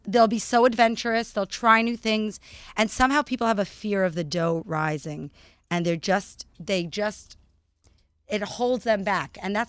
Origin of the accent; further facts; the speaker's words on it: Vancouver, British Columbia, Canada; now in New York, United States; In Vancouver, British Columbia.